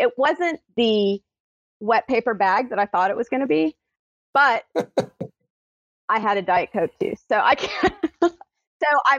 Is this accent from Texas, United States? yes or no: no; Kansas City, Missouri, United States; moved away; I grew up in Kansas City.